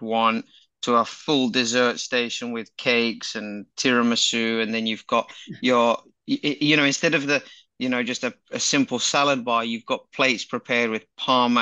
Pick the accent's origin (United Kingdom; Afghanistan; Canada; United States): United Kingdom; England; being English